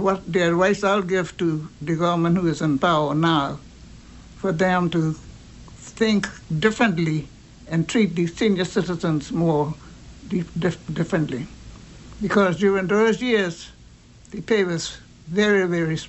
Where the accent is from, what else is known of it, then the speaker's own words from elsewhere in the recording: Turks & Caicos Islands; now in Grand Turk, Turks and Caicos Islands; I was born in South Caicos, and I was living here for about 70 years